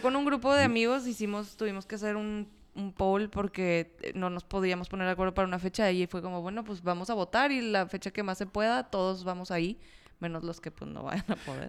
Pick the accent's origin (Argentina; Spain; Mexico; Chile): Mexico; Monterrey, Nuevo León; tenemos nuestras tradiciones regias